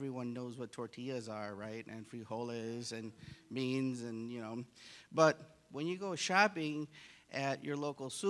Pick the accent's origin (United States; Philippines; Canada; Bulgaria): United States; Chicago, Illinois; I grew up in Chicago